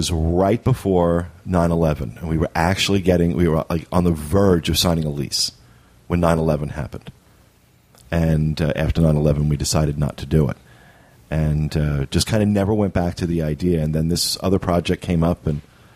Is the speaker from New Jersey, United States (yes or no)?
yes; Jersey Shore, New Jersey, United States; now in Florida, United States; I grew up on the Jersey Shore